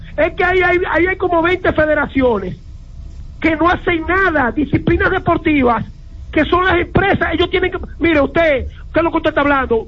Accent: Dominican Republic; Yo me crié en el Club Santo Domingo Sabio

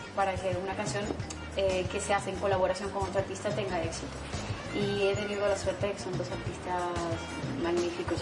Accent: Barranquilla, Atlántico, Colombia; moved away; en Colombia, en Barranquilla, en mi tierra

